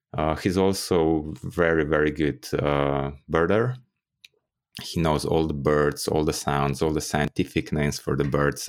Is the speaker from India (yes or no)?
no; Ljubljana, Slovenia; in Ljubljana, my hometown